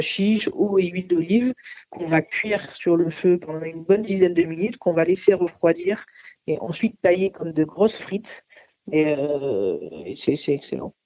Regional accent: Nice, Provence-Alpes-Côte d'Azur, France; moved away; also born or lived in Paris; je suis niçoise, euh, origine euh, arménienne et sicilienne, donc euh, le pois chiche, j'en ai mangé pendant mon enfance avec la soca, la panisse à Nice

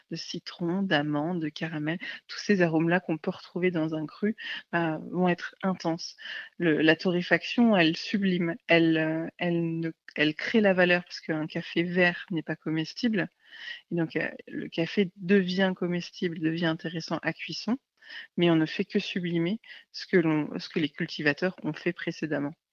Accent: Paris, Île-de-France, France; j'étais basée à, Paris, parce que ben, je suis parisienne au départ.

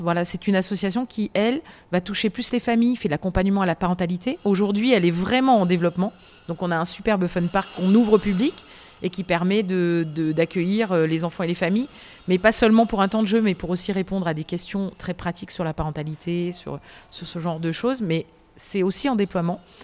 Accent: south of France, France; je viens du sud de la France

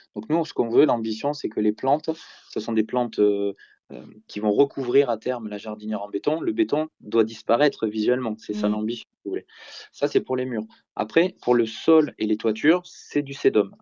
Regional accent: Bordeaux, Nouvelle-Aquitaine, France

